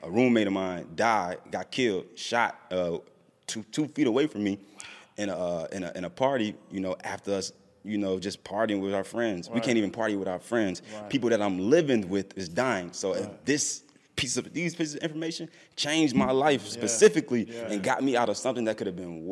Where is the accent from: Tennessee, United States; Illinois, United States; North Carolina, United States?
Illinois, United States; Chicago; I'm from Chicago too